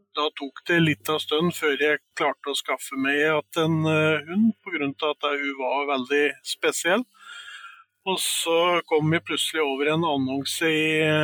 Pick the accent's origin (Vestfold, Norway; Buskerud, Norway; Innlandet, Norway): Innlandet, Norway; Stange; moved away; opprinnelig så kommer jeg fra Stange